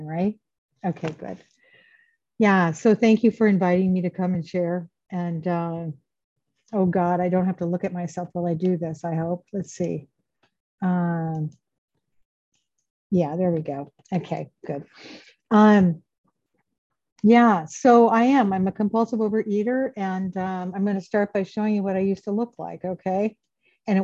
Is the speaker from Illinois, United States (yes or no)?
no; Grass Valley, California, United States; moved away as an adult; now in Iowa City, United States; I grew up in Northern California, Grass Valley, Nevada City.